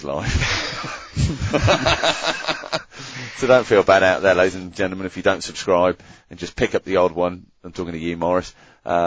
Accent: United Kingdom; moved away as an adult; now in Australia; my club shirts in the UK 22 years ago

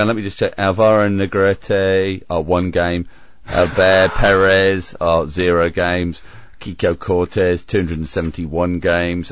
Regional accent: United Kingdom; moved away as an adult; now in Australia; I left the UK

